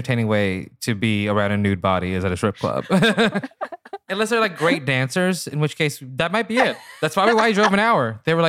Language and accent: English; Midwest, United States; This man lived in my hometown, which is an hour drive from where I went to college, and I grew up in a pretty Christian subculture in the Midwest.